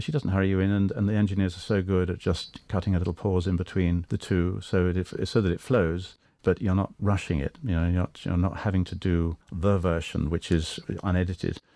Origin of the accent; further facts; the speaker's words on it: England, United Kingdom; accent: British; I'm Anglo, of course. I'm English